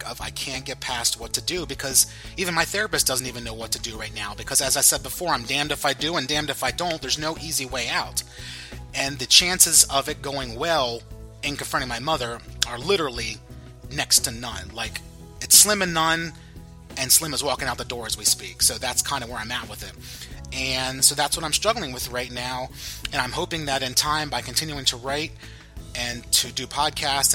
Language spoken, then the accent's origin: English; Pennsylvania, United States; I'm from Pennsylvania, so we say guys all the time